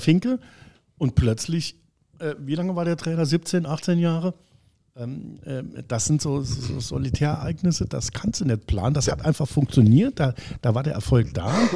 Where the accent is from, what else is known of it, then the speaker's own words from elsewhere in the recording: Homburg, Saarland, Germany; gebürtiger Hamburger bekennen, dass ich zwar dort wohne schon immer, aber schon immer in Saarbrücken gearbeitet und studiert habe